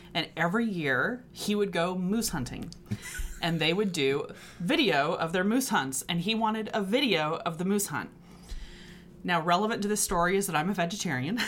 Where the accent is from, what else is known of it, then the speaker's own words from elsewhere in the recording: Texas, United States; moved away as an adult; also born or lived in Connecticut; now in Brooklyn, United States; I grew up in Texas.